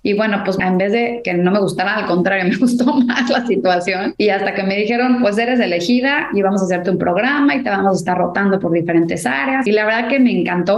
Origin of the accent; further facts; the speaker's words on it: Mexico; now in United States; yo siento que sí soy mexicana, pero me siento más ciudadana del mundo